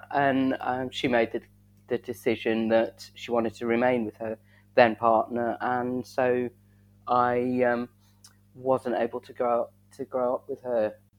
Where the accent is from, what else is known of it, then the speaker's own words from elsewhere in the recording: Southampton, South East England, United Kingdom; born there; growing up in such a very white area. Although when I was born in Southampton, which is quite diverse, but we moved away.